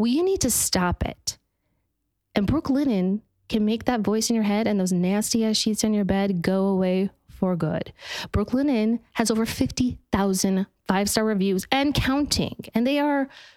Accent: Utah, United States; I'm from Utah

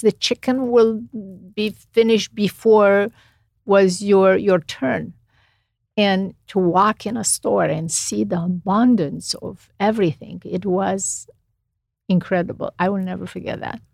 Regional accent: Romania; English is a second language; moved away as an adult; now in United States; I grew up in Romania.

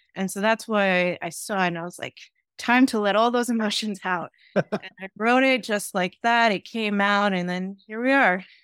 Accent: New York City, New York, United States; I grew up in Staten Island

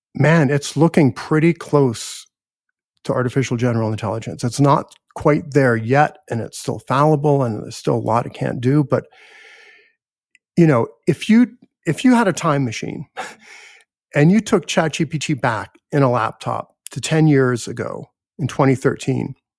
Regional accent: United States; I'm American

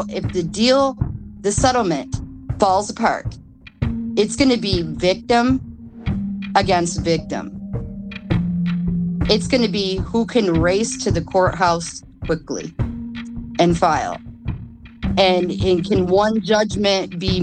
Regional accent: Kalamazoo, Michigan, United States; I'm 42, and I'm from Kalamazoo, Michigan.

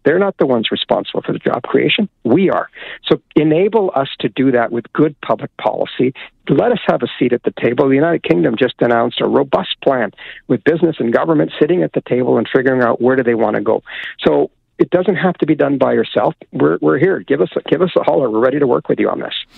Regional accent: Alberta, Canada; I grew up in Alberta

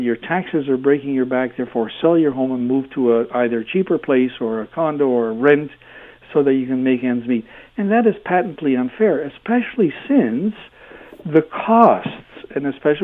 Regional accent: Hamilton, Ontario, Canada; when I was growing up in Hamilton

